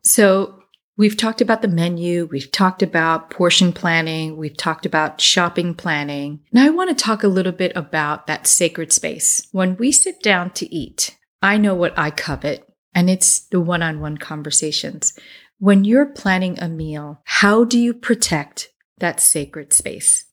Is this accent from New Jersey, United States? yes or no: yes; New Jersey, United States; accent: Jersey; my Jersey accent